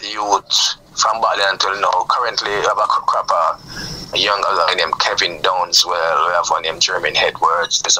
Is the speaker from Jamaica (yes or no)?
yes; Jamaica; … is a group that predominantly we are Jamaican